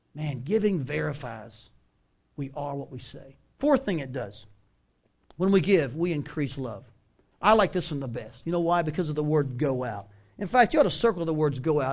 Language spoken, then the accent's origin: English; the South, United States; moved away as an adult; also born or lived in Washington State; now in Iowa, United States; I grew up in the South.